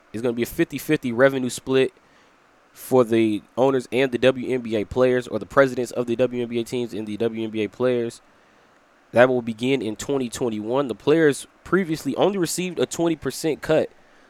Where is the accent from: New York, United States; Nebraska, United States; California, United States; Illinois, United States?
Illinois, United States; Chicago; born or raised there